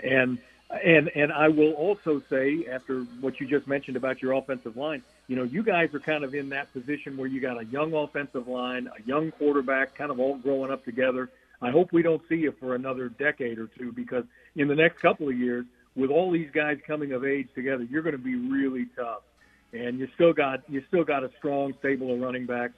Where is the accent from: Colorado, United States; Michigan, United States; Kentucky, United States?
Kentucky, United States; Louisville; moved away as an adult; also born or lived in Atlanta, Georgia; now in Seattle, United States; I'm from Louisville, Kentucky, and I went to Georgia Tech.